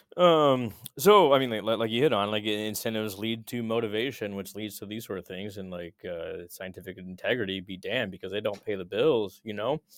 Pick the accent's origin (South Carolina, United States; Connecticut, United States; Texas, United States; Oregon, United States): Texas, United States; I grew up in Texas